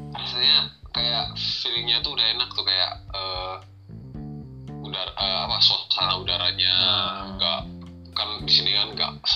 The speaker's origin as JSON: {"language": "Indonesian", "town": "Medan", "region": "North Sumatra", "country": "Indonesia", "also_born_or_lived": "Bandung", "moved": "yes"}